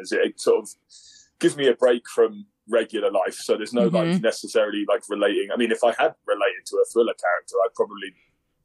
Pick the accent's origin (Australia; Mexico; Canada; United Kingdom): United Kingdom; England; now in Colorado, United States; me being English